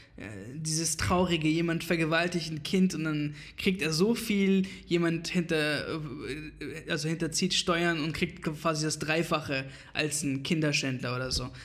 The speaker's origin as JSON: {"language": "German", "country": "Iraq", "moved": "yes", "lives_now": "Germany", "said": "ich komme quasi aus dem Irak"}